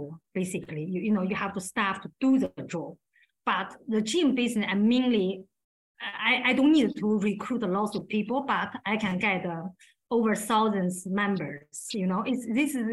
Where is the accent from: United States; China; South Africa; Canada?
China; English is a second language; moved away as an adult; now in England; I grew up in China, like 24 years